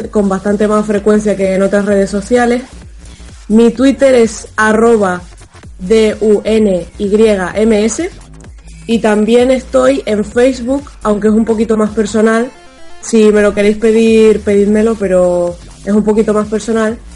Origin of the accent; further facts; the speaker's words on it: Spain; soy de España, eh, sí.